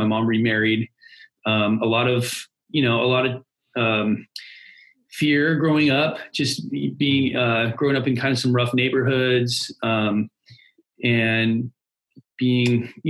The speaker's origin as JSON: {"language": "English", "region": "California", "country": "United States", "tie": "born or raised there", "said": "So, long story short is I grew up in Southern California."}